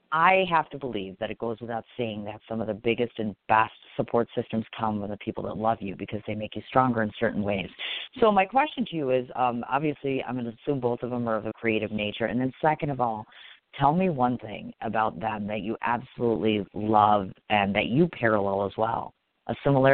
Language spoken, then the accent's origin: English; Midwest, United States; I'm a Midwesterner, so I'm still getting used to New York City climate.